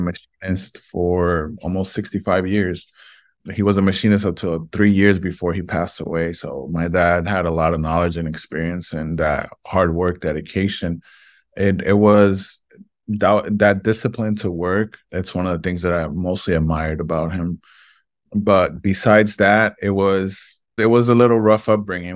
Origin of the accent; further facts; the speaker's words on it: Vega Alta, Puerto Rico; also born or lived in Brooklyn, New York; we ended up moving here to Puerto Rico